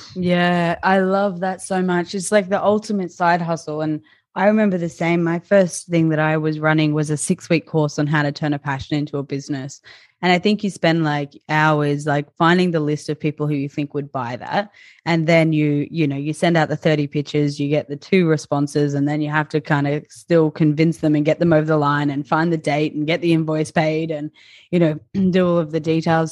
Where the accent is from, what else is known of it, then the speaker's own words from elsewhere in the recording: Nambour, Queensland, Australia; moved away; my rural town of Nambour on the Sunshine Coast